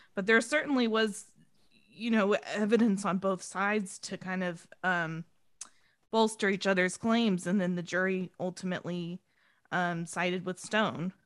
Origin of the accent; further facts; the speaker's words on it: San Diego, California, United States; I'm a San Diegan. I'm from San Diego.